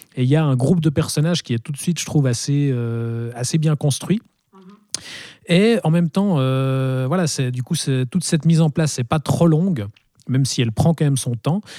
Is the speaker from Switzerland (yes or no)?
yes; Switzerland; chez nous en Suisse